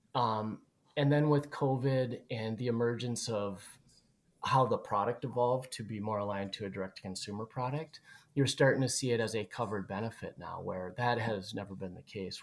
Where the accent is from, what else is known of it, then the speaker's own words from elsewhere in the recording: Twin Cities, Minnesota, United States; we're both from the Twin Cities area